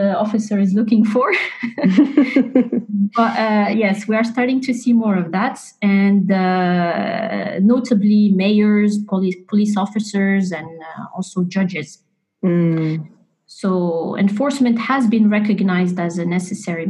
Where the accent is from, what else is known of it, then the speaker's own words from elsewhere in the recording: Morocco; moved away; Morocco is my home country